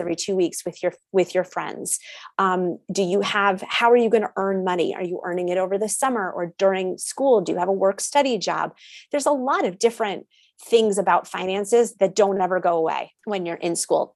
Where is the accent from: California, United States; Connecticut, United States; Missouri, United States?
Connecticut, United States; I grew up in Connecticut, went to a public school